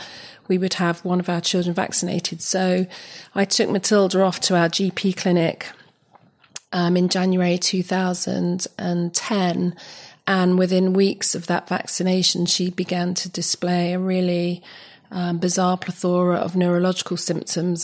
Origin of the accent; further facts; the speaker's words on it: London, United Kingdom; moved away as an adult; I was born and raised in West London